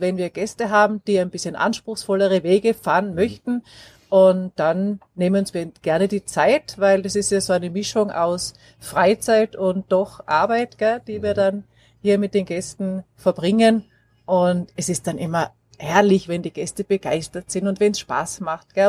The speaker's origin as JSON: {"language": "German", "town": "Graz", "region": "Styria", "country": "Austria", "tie": "born or raised there", "also_born_or_lived": "Black Forest, Germany", "moved": "as an adult", "lives_now": "Baiersbronn, Germany", "said": "Ich komme aus Österreich, gebürtig aus Graz in der Steiermark"}